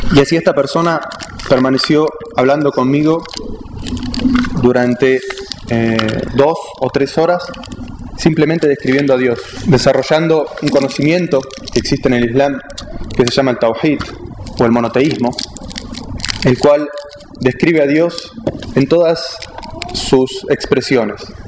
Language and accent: Spanish; Argentina; soy argentino, nací en Argentina